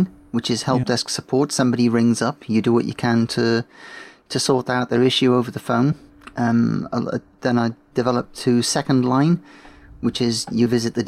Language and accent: English; South Wales, United Kingdom; moved away as an adult; also born or lived in Sheffield / Folkestone; now in Horsted Keynes, United Kingdom; I was born in South Wales and lived there for the first 20 years.